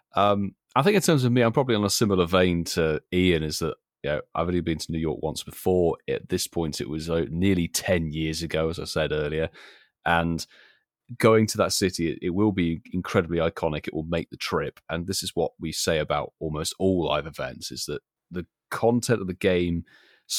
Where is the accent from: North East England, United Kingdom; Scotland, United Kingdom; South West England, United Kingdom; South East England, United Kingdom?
South West England, United Kingdom; Bristol; growing up in Bristol.